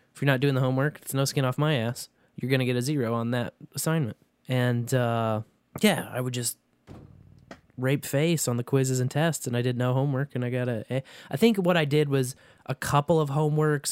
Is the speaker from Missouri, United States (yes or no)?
yes; Kearney, Missouri, United States; Carney, that's my hometown